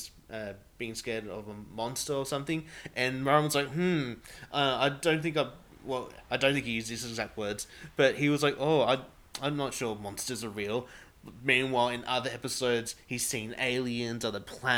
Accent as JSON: {"language": "English", "country": "Australia"}